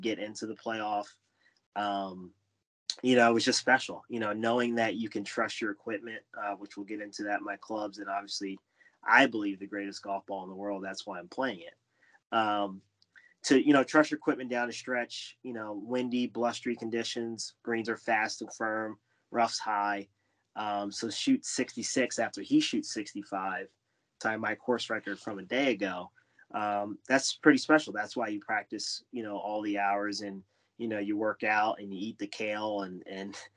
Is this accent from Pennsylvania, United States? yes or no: no; New Jersey, United States; moved away as an adult; now in Philadelphia, United States; growing up in New Jersey, to be the, I guess, the quote unquote best player in New Jersey